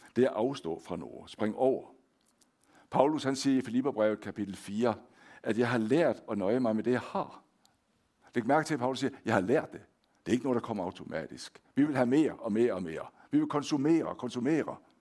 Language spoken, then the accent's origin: Danish; Denmark; accent: Danish; moved away as an adult; now in Hånes, Norway; jeg er født og opvokset i Danmark